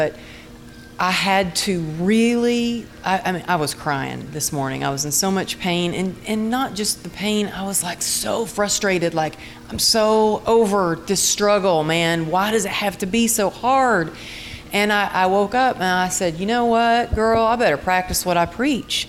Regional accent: Texas, United States; growing up in Texas

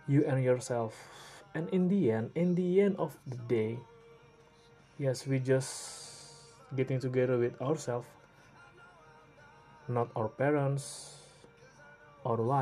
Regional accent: Indonesia; English is a second language; I'm from Indonesia

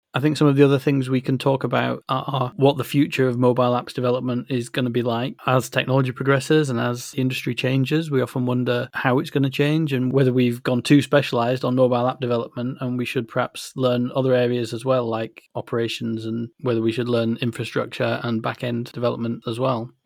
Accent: Yorkshire and the Humber, United Kingdom; I'm from West Yorkshire in the north of England, and it's a phrase that we have there.

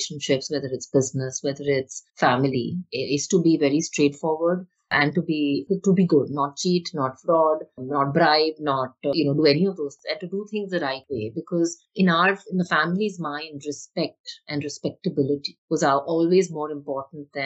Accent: Mumbai, Maharashtra, India; I grew up obviously in Bombay as a middle class to upper middle class kid

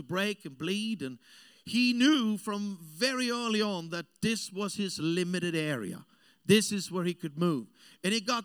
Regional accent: Austria; English is a second language; moved away as an adult; also born or lived in Africa; I grew up in South Europe. I'm an Austrian

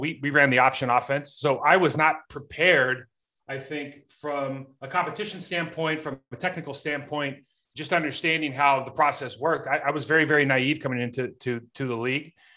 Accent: Lake Arrowhead, California, United States; moved away as an adult; growing up in Lake Arrowhead, California, I mean, we, we had one stoplight.

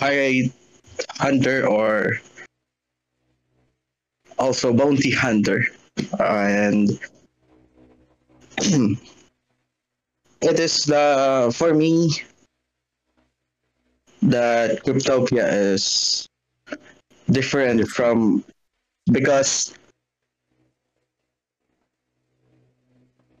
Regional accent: Philippines; I'm from Philippines

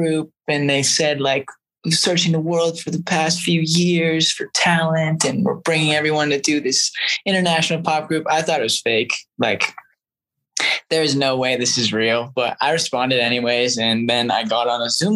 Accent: Canada; even though I'm from Canada and I live in Canada, but I am a dual citizen because of my mom

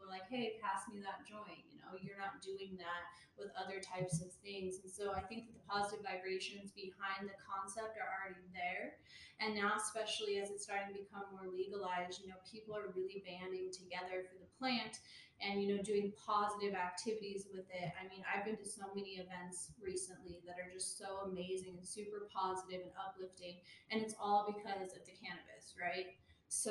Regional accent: Pueblo, Colorado, United States; also born or lived in Washington, D.C.; But I'm from Pueblo. I'm also a Colorado native

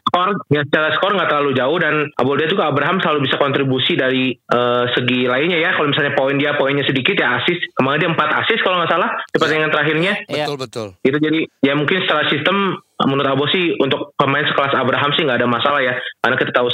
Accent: Bandung, West Java, Indonesia; sebagai orang Bandung ya pasti kita mengharapkan yang terbaik untuk Prawira

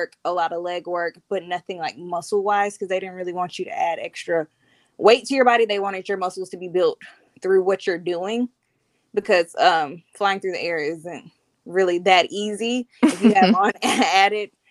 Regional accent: Montgomery, Alabama, United States; also born or lived in Birmingham; I was born and raised in Montgomery

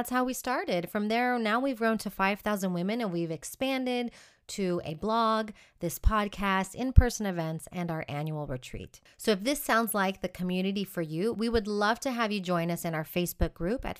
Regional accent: Houston, Texas, United States; moved away as an adult; also born or lived in Austin, Texas; now in Madrid, Spain; I'm originally from Houston, Texas

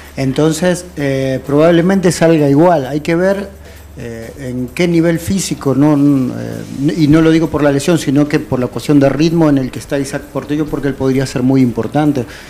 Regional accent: Argentina; now in El Salvador; yo toda mi infancia en Argentina

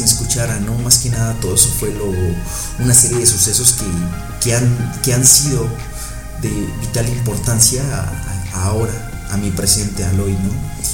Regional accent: Mexico; yo soy de México

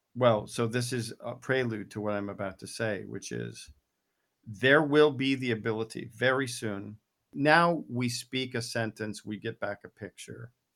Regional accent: United States; I'm an American

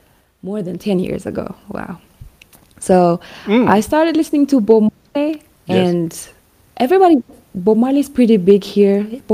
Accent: Hawassa, Sidama, Ethiopia; now in Addis Ababa, Ethiopia; I grew up in Awasa, so Awasa is located 25 kilometers away from Shashamani.

